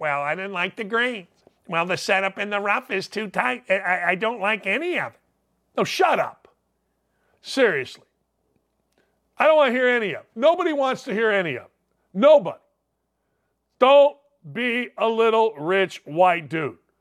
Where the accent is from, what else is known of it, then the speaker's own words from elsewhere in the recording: Gary, Indiana, United States; now in Indianapolis, United States; I grew up in Gary, Indiana.